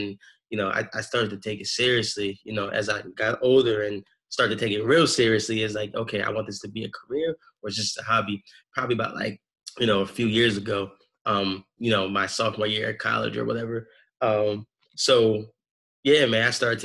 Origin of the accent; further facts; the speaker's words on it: Philadelphia, Pennsylvania, United States; I'm originally from Philly. You know, they call it the city of brotherly love. I grew up in like a Baptist church